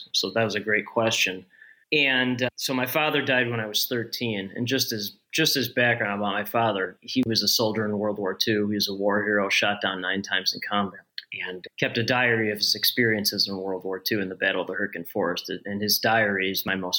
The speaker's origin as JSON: {"language": "English", "town": "Northbrook", "region": "Illinois", "country": "United States", "tie": "born or raised there", "said": "I'm in Northbrook now, and I grew up in Northbrook, 2 miles north of where I live"}